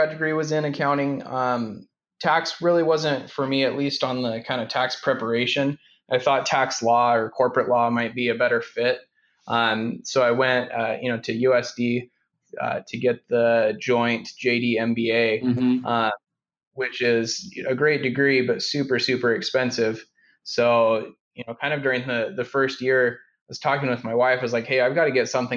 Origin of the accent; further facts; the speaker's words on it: Fresno, California, United States; also born or lived in Idaho / South Africa; now in San Diego, United States; I grew up in Fresno, Central California